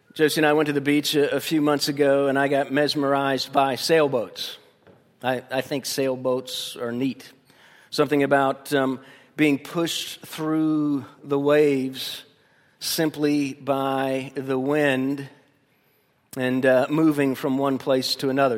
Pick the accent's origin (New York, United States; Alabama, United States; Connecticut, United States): Alabama, United States; Tuscaloosa; moved away; also born or lived in Tampa, Florida; Tuscaloosa's my fondest memories as a, as a young person